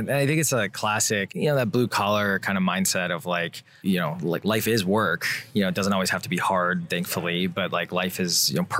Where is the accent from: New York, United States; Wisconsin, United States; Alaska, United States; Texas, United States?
Wisconsin, United States; I grew up in Wisconsin